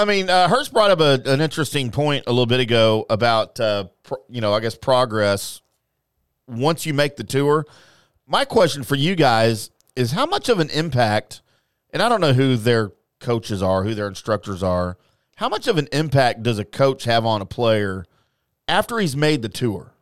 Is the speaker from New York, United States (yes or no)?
no; Louisiana, United States; now in Dallas, United States; I'm from Louisiana